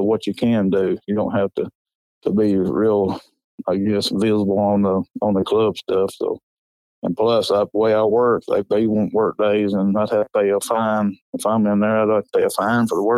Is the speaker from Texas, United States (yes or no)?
no; Coleman County, Alabama, United States; I'm from Coleman County. It's halfway between Birmingham and Huntsville.